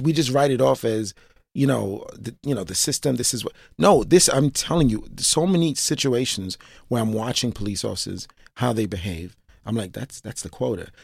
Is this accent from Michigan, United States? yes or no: no; New York City, New York, United States; born and raised in Brooklyn, East Flatbush, still live in East Flatbush